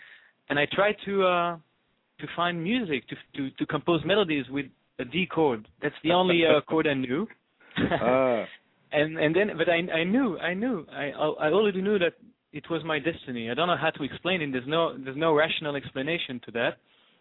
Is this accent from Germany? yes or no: no; Brussels, Brussels-Capital Region, Belgium; first language French; English is a second language; also born or lived in Israel; now in New York, United States; I grew up in Brussels.